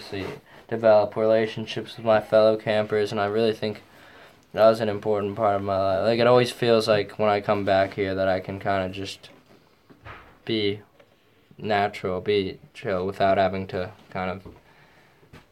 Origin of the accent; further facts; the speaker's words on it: New York City, New York, United States; I'm from New York City